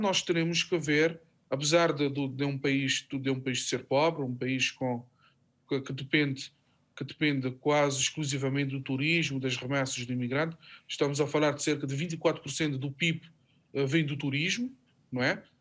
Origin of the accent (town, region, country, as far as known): Cape Verde